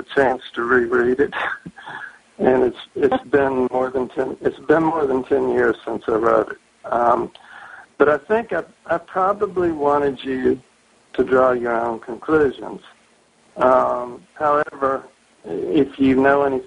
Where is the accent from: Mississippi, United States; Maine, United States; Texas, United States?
Mississippi, United States; Indianola; moved away as an adult; also born or lived in California / North Shore, Massachusetts; now in small town north of Boston, United States; I'm from Indianola, Mississippi, which happens to be the hometown of the great blues guitarist …